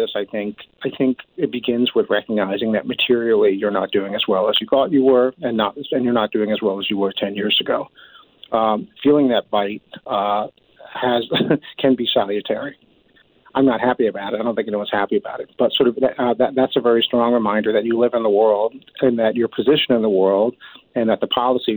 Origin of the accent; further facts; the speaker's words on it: United States; now in Canada; I'm speaking as an American here who has come to Canada